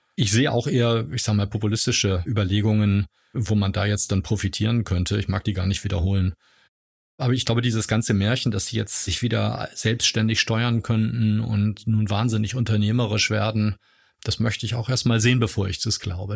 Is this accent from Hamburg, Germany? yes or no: yes; Hamburg, Germany; moved away as an adult; now in Heidelberg, Germany; Hamburger, lebe aber jetzt schon seit ganz vielen Jahren in Heidelberg